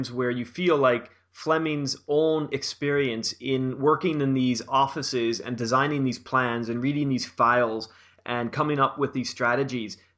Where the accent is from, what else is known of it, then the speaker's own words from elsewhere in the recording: Canada; as a Canadian.